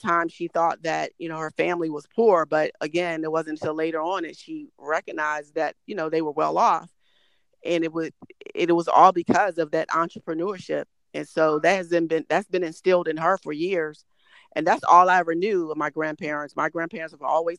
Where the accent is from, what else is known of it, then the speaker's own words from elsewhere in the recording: Detroit, Michigan, United States; growing up in Detroit